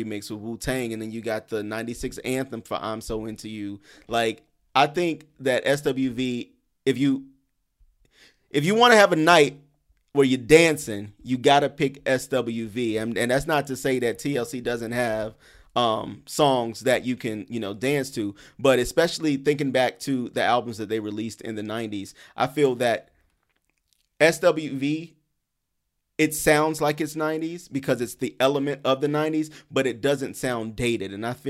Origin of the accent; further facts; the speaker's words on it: the South, United States; now in Brooklyn, United States; Listen, I'm in Brooklyn. I'm in New York. And I know I'm from the South, so I don't want nobody getting mad at me for this